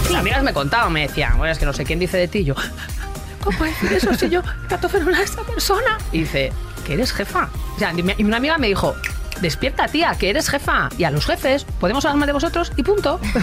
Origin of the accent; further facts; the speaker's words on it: Galicia, Spain; soy gallega